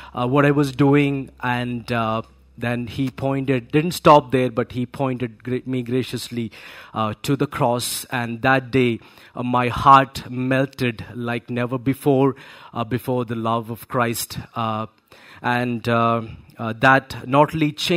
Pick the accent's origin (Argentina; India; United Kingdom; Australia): India; Kerala; I'm born and brought up in Kerala